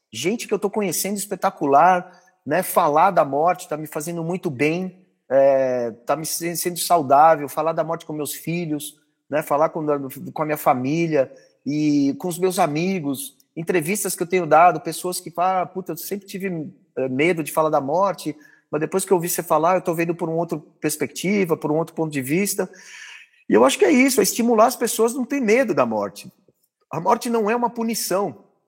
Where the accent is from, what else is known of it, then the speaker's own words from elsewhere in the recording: Brazil; como brasileiro, como cidadão